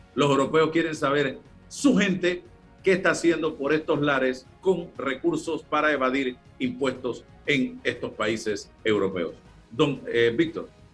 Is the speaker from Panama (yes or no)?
yes; Panama; como panameño, como periodista